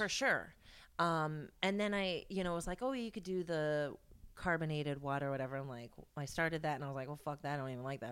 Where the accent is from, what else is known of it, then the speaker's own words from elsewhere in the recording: Indiana, United States; I was born in Indiana